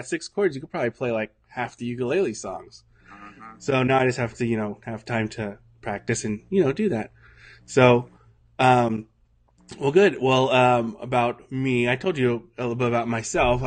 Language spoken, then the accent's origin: English; Santa Rosa, California, United States; I worked at a Covenant Church here in Santa Rosa, the one that I grew up